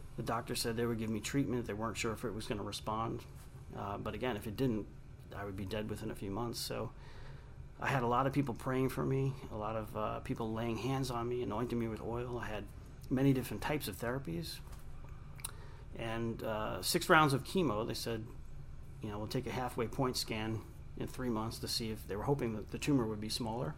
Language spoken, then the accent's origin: English; Long Island, New York, United States; I grew up in Long Island, New York